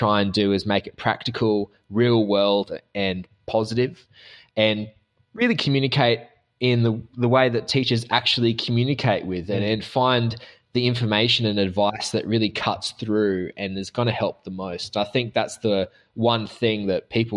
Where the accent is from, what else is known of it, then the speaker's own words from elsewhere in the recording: Australia; accent: Australian; I'm the Australian side of the trifecta of accents in this episode.